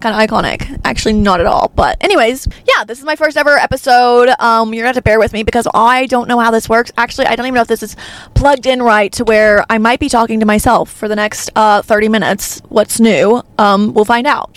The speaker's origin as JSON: {"language": "English", "region": "Arkansas", "country": "United States", "said": "I'm from Arkansas"}